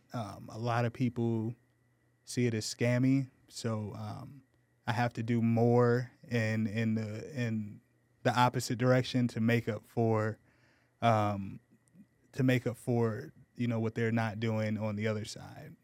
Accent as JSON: {"language": "English", "town": "Menifee", "region": "California", "country": "United States", "tie": "born or raised there", "also_born_or_lived": "Ohio", "moved": "as an adult", "lives_now": "San Antonio, United States"}